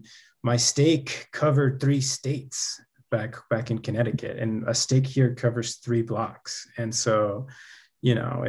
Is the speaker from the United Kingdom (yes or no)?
no; Peru; born there; Funny enough, I was born in Peru, so I actually found the church in Peru with my family, my entire family.